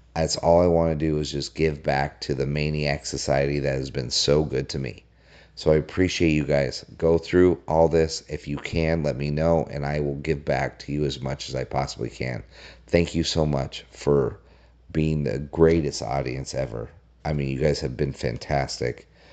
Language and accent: English; Colorado, United States; I, I grew up in Colorado.